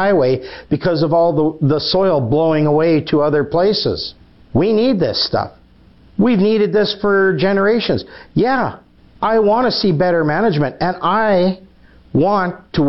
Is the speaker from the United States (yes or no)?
no; Weyburn, Saskatchewan, Canada; I grew up in Weyburn